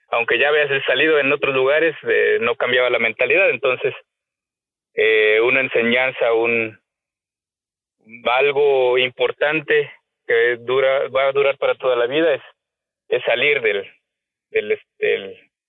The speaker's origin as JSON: {"language": "Spanish", "town": "Jalostoc", "country": "Mexico", "tie": "born or raised there", "said": "soy originario de un pueblito muy pequeño llamado Jalostoc, eh, famoso por producir algún tiempo cebollas. Ahorita estamos en el en la parte de producir higo."}